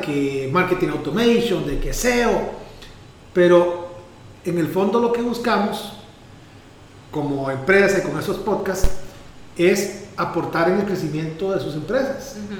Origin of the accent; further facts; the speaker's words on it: Pérez Zeledón, San José, Costa Rica; el lugar donde vivo, el lugar donde nací, de donde es mi mamá, de, de donde crecí